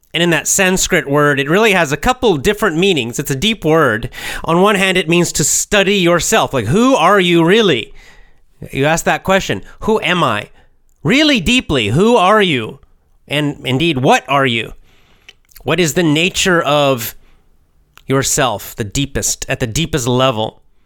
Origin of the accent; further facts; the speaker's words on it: United States; I'm born in America